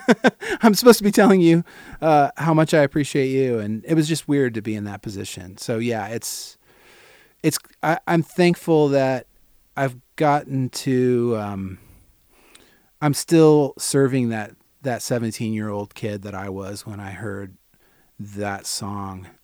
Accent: St. Peters, Missouri, United States; growing up in Saint Peter is like, you're forty-five minutes from downtown

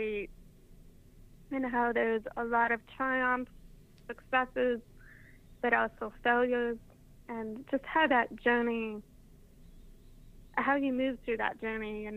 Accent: Salt Lake City, Utah, United States; moved away as an adult; now in Oregon, United States; I grew up in Salt Lake City, Utah

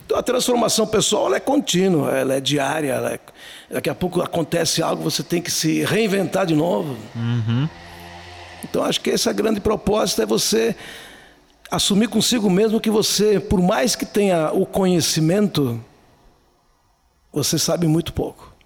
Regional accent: Flores da Cunha, Rio Grande do Sul, Brazil; eu posso dizer que é um ser de 61 anos, nascido lá em Flores da Cunha

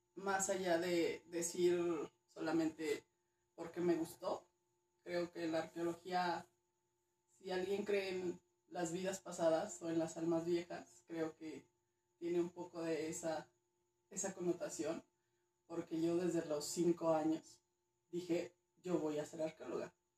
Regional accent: Durango, Mexico; also born or lived in Mexico City; Nací en CDMX. Correcto. Pero me crió Durango, entonces digamos que soy norteña chitanga

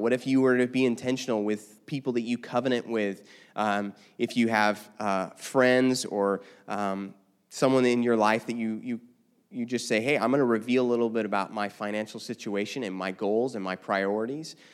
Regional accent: United States; also born or lived in Los Angeles; I'm still an American through and through

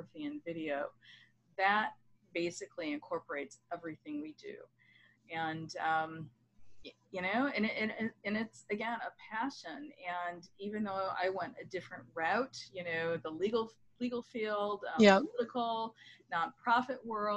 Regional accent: Michigan, United States; moved away as an adult; also born or lived in United Kingdom / London, United Kingdom; now in Washington DC area, United States; I moved from my home state of Michigan to the DC area

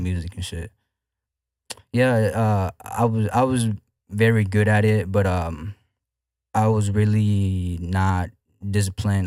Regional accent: Houston, Texas, United States; I'm from Houston, Texas. Uh, I'm from the north side, to be exact.

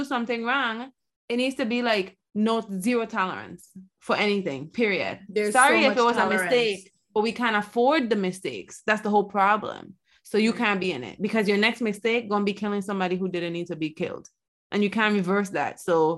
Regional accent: United States; yeah, I am happy we're American.

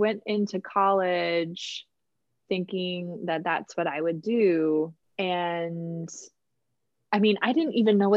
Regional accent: Minneapolis, Minnesota, United States; I grew up in Minneapolis. That's where I'm from.

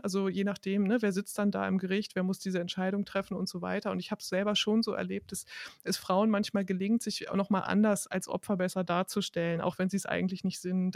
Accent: Hanover, Lower Saxony, Germany; moved away; Ich komme nämlich aus Hannover, genau, ich komme ursprünglich aus Hannover

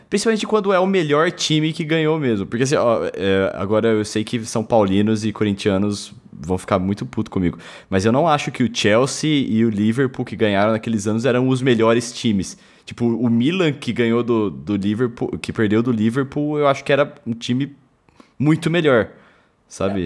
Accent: Germany; como alemão

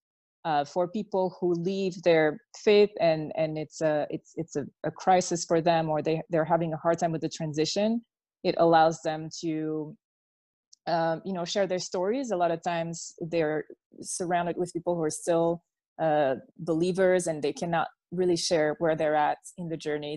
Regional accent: Belgium; first language French; English is a second language; moved away; I was born and raised in Belgium

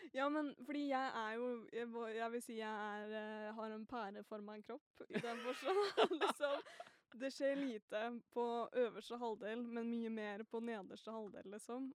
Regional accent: Northern Norway, Norway; jeg også er jo nordlending

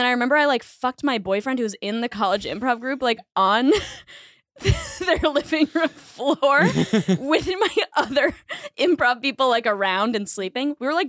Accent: Boston, Massachusetts, United States; now in New York, United States; Boston. I grew up in Boston.

